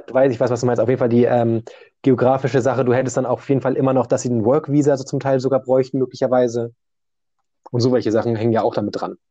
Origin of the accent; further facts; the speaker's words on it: Germany; Ich komme aber auch jetzt aus Deutschland